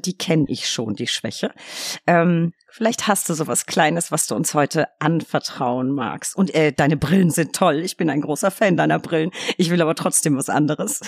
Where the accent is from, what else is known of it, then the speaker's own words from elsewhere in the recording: Bavaria, Germany; Ich komme aus Bayern, natürlich bin ich katholisch.